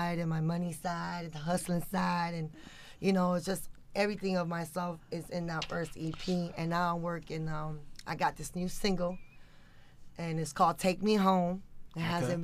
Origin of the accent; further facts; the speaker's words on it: Miami, Florida, United States; I was born and raised in Miami